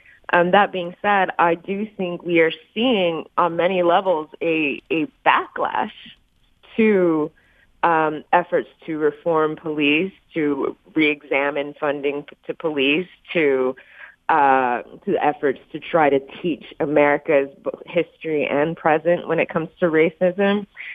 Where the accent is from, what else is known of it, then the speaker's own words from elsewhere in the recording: Texas, United States; I'm joining you actually from Texas, my home state.